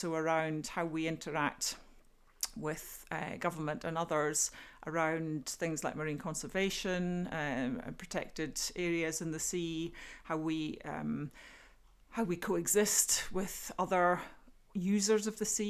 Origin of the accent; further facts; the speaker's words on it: Tobermory, Scotland, United Kingdom; now in Aberdeen, United Kingdom; I grew up in a small fishing community on the west coast of Scotland. I grew up in Tobermory on the Isle of Mull, known to many young people as Ballamory, full of coloured houses